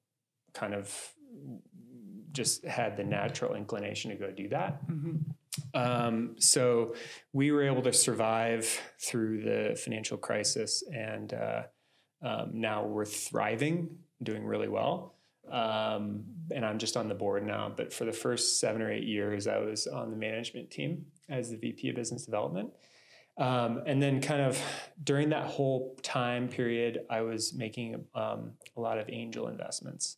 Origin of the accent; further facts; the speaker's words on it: Boulder, Colorado, United States; growing up in Boulder